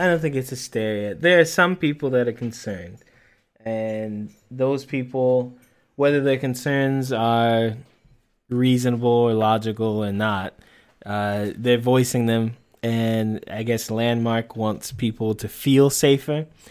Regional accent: United States; being an American

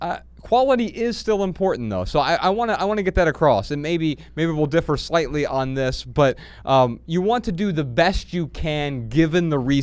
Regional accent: Dayton, Ohio, United States; also born or lived in Missoula, United States; Yeah. We're from Dayton, Ohio originally.

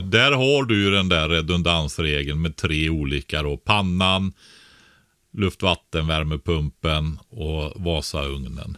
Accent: Nossebro, Västra Götaland, Sweden; jag växte upp som barn i, Bäreberg nere i Nossebro i Västergötland

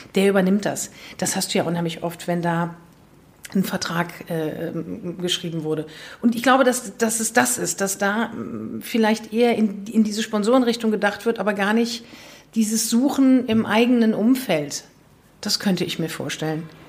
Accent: Leverkusen, North Rhine-Westphalia, Germany; ich bin in Leverkusen geboren

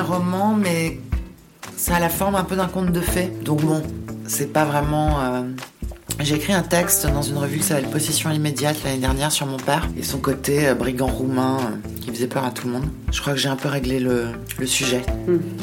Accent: Paris, Île-de-France, France; je suis née, à Paris et on retournait tous les Noëls, pour Noël et le jour de l'an, à Bucarest

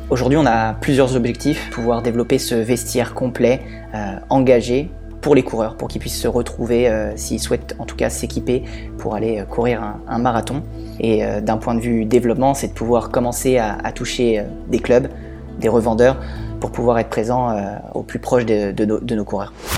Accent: Normandy, France; also born or lived in Toulouse; now in Villeurbanne, France; Je suis originaire de Normandie

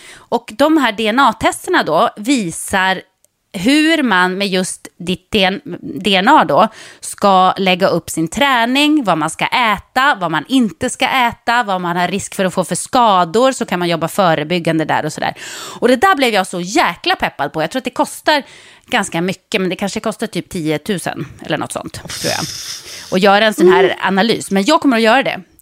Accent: Jokkmokk, Norrbotten County, Sweden; moved away; jag bodde i Jokkmokk. Det var inte så att det fanns bussar i varje hörn.

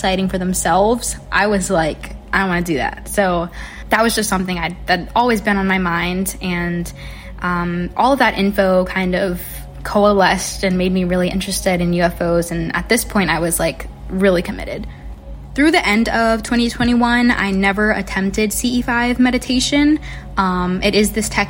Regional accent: Virginia Beach, Virginia, United States; my hometown

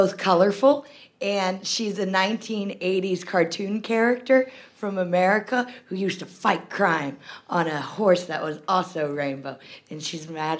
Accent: United States; moved away as an adult; also born or lived in New York; now in London, United Kingdom; I am an American woman who grew up in a small town and went to the big city to realize her dreams. Oh, by the way, that city was New York, and my dreams crashed and burned, so now I'm in London.

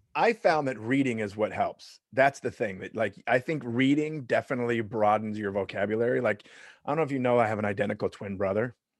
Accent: Long Beach, California, United States; also born or lived in Lakewood, California; I grew up in Long Beach, Long Beach, California

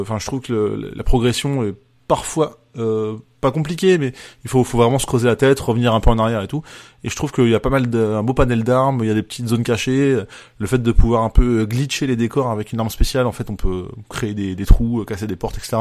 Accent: France; en tant que Français

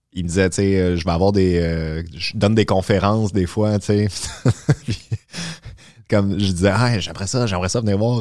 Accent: Terrebonne, Quebec, Canada; moved away as an adult; also born or lived in Boisbriand; now in Montreal, Canada; j'ai grandi à Terrebonne

